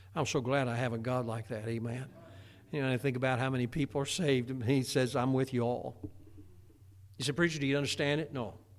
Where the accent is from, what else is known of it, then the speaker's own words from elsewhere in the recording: Indiana, United States; growing up in Indiana, there was a lot of tornadoes around